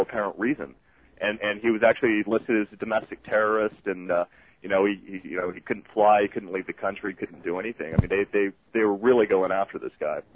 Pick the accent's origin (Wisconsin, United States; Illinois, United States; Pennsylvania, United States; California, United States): California, United States; Southern; moved away as an adult; also born or lived in Los Angeles; now in Southern Utah, United States; I'm I'm from Southern California